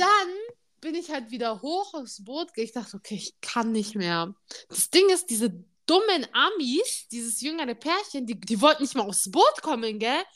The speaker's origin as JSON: {"language": "German", "town": "Munich", "region": "Bavaria", "country": "Germany", "said": "wir sind aus München"}